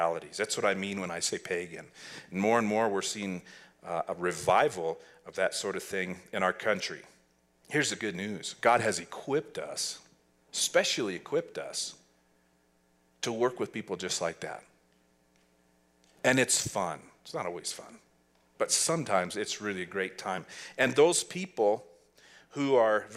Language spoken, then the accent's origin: English; Lovell, Wyoming, United States; moved away as an adult; also born or lived in Laramie, Wyoming / Costa Rica; now in Jackson, United States; I'm from Lovell, Wyoming, and I came to Laramie Valley Chapel in 1989